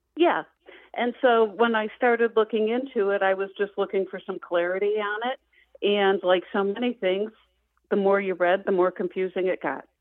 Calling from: Traverse City, Michigan, United States; I am calling from Traverse City, Michigan today

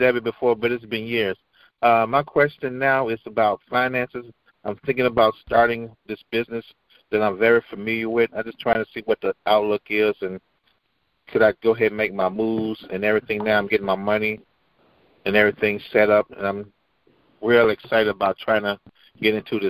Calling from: Charlotte, North Carolina, United States; I'm calling from Charlotte, North Carolina.

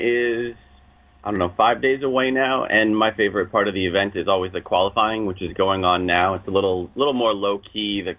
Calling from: New York City, New York, United States; New York City.

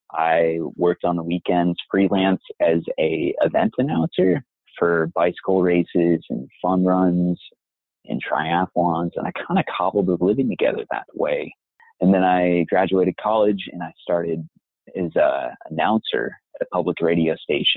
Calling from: Pittsburgh, Pennsylvania, United States; I'm calling from actually my sister-in-law's house outside of Pittsburgh, Pennsylvania.

